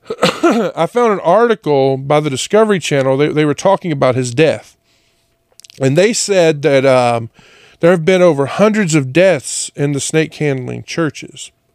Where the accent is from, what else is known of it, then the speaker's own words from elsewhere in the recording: Jonesville, Louisiana, United States; moved away; I being from Louisiana, especially a little town like Jonesville, everyone went to church